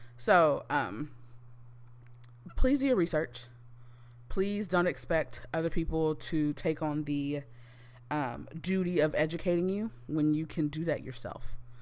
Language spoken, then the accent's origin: English; United States; we as American citizens